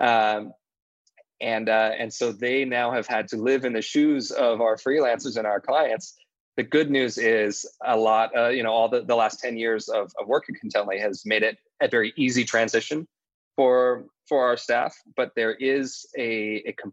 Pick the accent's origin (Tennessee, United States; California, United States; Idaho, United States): Idaho, United States; also born or lived in Latin America; now in New York City, United States; I am from Idaho.